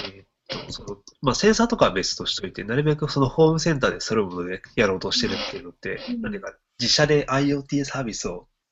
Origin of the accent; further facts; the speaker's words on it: Toyama, Japan; 地元の富山